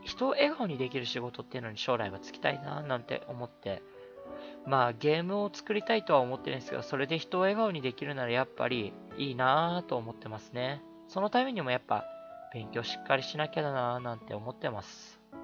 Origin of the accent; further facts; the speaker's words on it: Atami, Shizuoka, Japan; now in Tokyo, Japan; うちの実家っていうのは、まあ、静岡県の熱海なんですけども